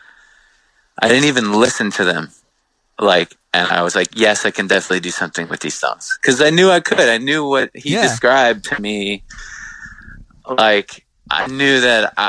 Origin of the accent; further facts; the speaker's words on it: Long Island, New York, United States; we grew up on Long Island